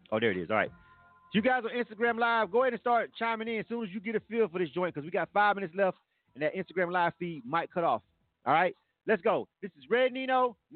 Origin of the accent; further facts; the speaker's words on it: Michigan, United States; I'm from Michigan.